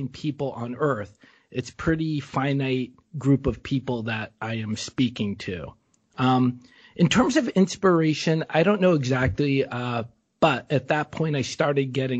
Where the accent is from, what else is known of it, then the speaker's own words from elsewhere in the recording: Boston, Massachusetts, United States; moved away as an adult; now in Bangkok, Thailand; growing up in New England.